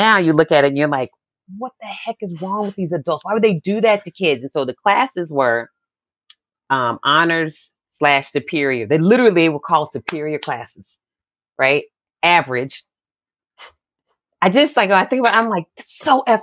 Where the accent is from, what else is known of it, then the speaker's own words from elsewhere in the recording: Virginia Beach, Virginia, United States; I grew up in a community. I'm from Virginia Beach, Virginia.